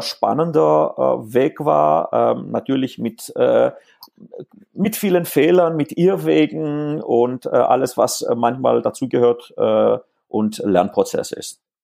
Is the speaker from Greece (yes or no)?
yes; Greece; first language Greek; German is a second language; now in Stuttgart area, Germany; Ich bin in Griechenland aufgewachsen ähm, und ähm, hauptsächlich, ähm, also Griechisch ist eigentlich in dem Fall meine, meine Muttersprache